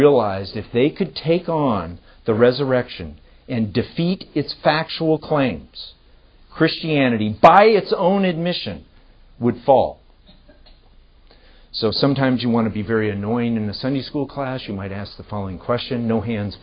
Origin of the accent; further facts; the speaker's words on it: California, United States; I'm from California